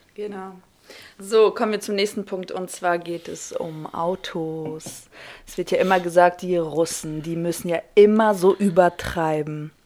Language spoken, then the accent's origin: German; Kazakhstan; now in Germany; ich komme ursprünglich aus Kasachstan